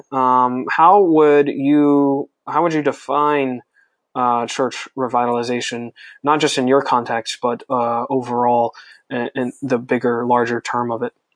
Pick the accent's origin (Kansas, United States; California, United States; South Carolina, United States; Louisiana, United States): South Carolina, United States; Greenville; my hometown of Greenville, South Carolina